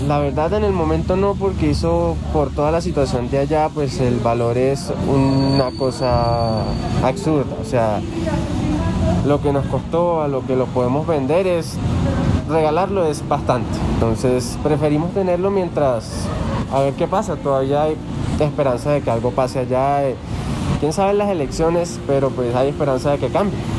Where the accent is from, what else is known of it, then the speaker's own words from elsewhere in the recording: Venezuela; now in Colombia; yo nací en Venezuela, pero soy colombiano también por mi papá